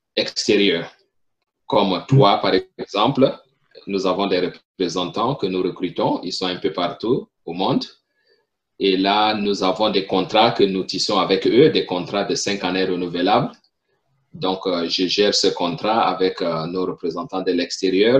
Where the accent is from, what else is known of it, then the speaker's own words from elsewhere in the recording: Chad; first language French; moved away as an adult; also born or lived in Burkina Faso; now in Pennsylvania, United States; originaire du Tchad, je suis né au Tchad, j'ai grandi au Tchad